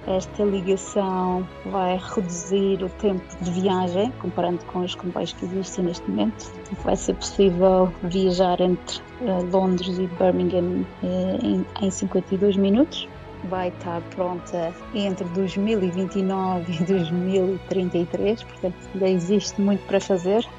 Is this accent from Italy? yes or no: no; Madeira, Portugal; moved away as an adult; now in United Kingdom; quando nós nascemos e vivemos na Madeira